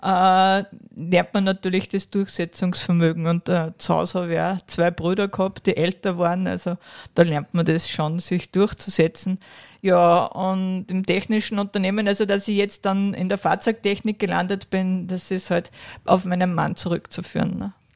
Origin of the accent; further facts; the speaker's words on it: Kronstorf, Upper Austria, Austria; ich bin ja aus Kranzdorf